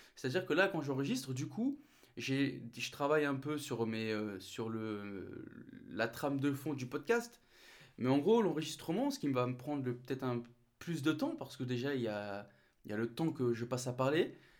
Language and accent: French; the Nord, Hauts-de-France, France; moved away; je remonte chez moi dans le Nord, d'où je suis originaire